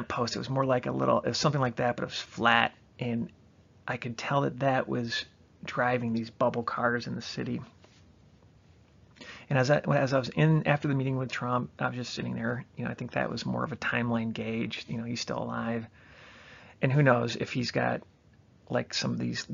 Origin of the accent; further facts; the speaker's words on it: Chicago, Illinois, United States; also born or lived in Michigan; I'm from the Chicagoland area